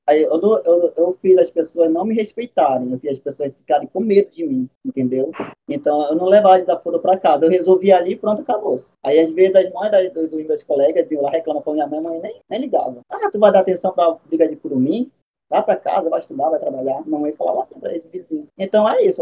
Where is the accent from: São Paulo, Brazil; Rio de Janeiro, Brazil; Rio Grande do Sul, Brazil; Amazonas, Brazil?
Amazonas, Brazil; Iranduba; eu não sou manauara, eu sou irambubense